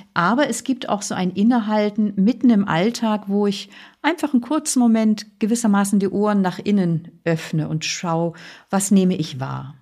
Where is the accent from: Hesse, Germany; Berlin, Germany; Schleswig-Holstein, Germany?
Schleswig-Holstein, Germany; Flensburg Firth; Ich bin ja an der Flensburger Förde groß geworden